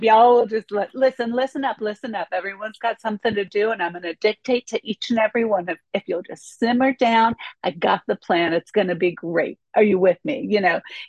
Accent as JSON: {"language": "English", "area": "Orange County", "region": "California", "country": "United States", "lives_now": "Los Angeles, United States", "said": "I am from Orange County, California. It's the county south of Los Angeles"}